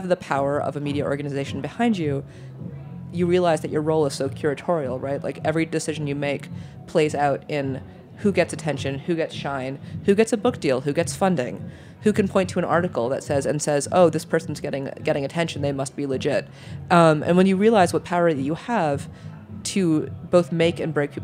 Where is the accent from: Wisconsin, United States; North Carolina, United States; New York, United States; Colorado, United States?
New York, United States; also born or lived in Michigan / Germany; I'm a New Yorker. I've been a New Yorker since I was six, which does not count me as a real New Yorker, but I still stand by it